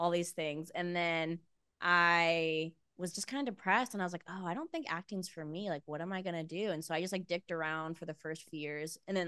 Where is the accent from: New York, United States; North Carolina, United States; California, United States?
California, United States; Visalia; I grew up in Visalia. It's like 3 hours north